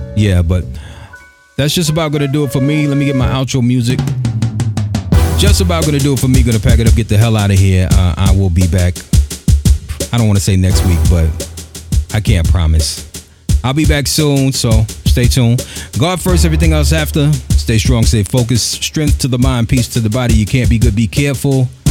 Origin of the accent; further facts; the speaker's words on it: New York City, New York, United States; also born or lived in Bushwick, Brooklyn / Bed-Stuy, Brooklyn / Flatbush, Brooklyn; I'm born and raised here, born in Bushwick, grew up in Crown Heights and Bed-Stuy